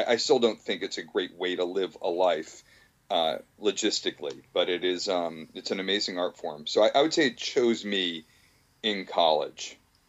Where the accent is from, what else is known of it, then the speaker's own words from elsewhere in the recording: Bergen County, New Jersey, United States; also born or lived in California / Philadelphia / Newton Centre, Massachusetts / Cherry Hill, New Jersey; in Philadelphia for a year and Newton Center for a year and Cherry Hill, New Jersey for 2 years. And then Bergen County from like third grade on. And then, I mean, we've been in the New York area since about third grade.